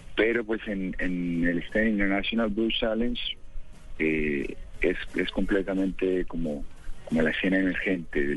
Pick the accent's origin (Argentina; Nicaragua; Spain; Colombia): Colombia; Pereira, Risaralda; Yo soy de Pereira, Pereira, Crisaralda.